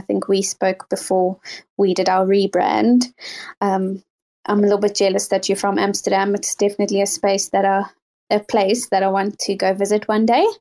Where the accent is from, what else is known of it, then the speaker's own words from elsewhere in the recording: South Africa; now in United Kingdom; I was born and raised in South Africa and currently live in the UK